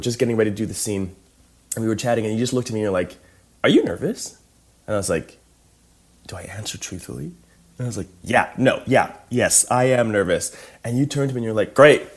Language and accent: English; Calgary, Alberta, Canada; I'm from Calgary, Alberta.